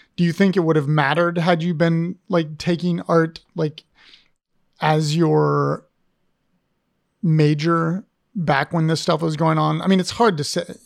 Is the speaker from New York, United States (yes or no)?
no; Ohio, United States; now in Richmond, United States; I grew up in Ohio